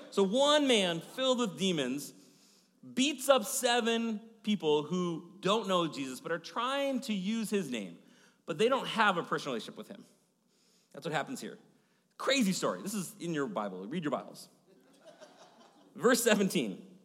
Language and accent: English; Maple Grove, Minnesota, United States; I grew up in Maple Grove area